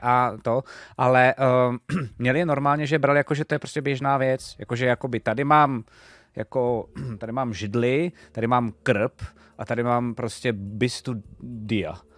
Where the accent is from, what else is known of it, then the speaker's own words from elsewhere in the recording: Czechia; jsme z Čech